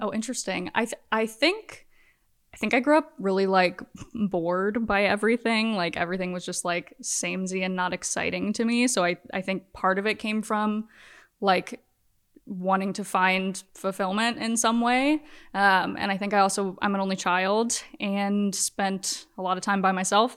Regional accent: Virginia, United States; moved away as an adult; now in Los Angeles, United States; I'm from Virginia, but I've been in L A for, like, ten years.

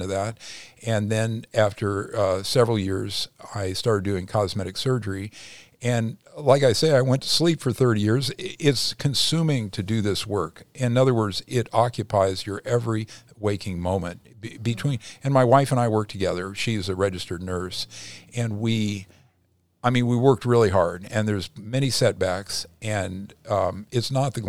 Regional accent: Midwest, United States; now in Los Angeles, United States; originally from the Midwest.

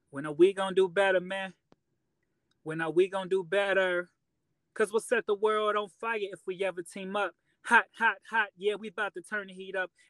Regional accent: Chicago, Illinois, United States; moved away as an adult; now in Rock Island, United States

